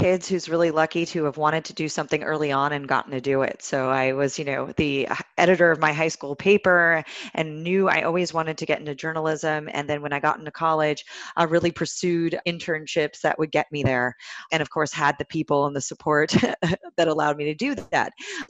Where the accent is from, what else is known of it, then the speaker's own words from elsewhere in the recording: California, United States; I'm from Silicon Valley originally.